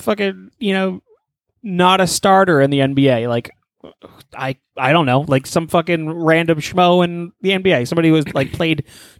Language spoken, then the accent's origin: English; Nigeria; I'm Nigerian, dude.